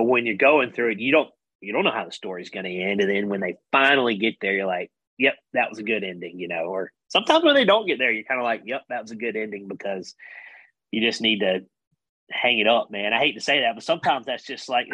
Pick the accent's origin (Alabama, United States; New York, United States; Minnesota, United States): Alabama, United States; Wetumpka; Being from Alabama, we know, and he's from close to where I grew up. He's from Sylacauga. I'm from Wetumpka